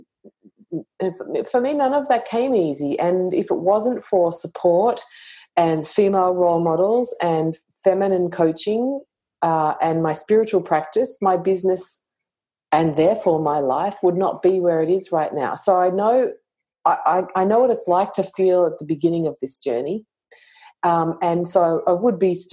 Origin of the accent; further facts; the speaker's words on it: Australia; me being Australian